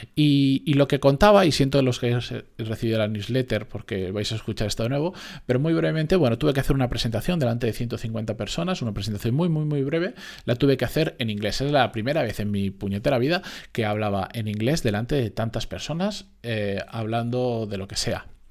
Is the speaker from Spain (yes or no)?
yes; Spain; que decimos aquí en España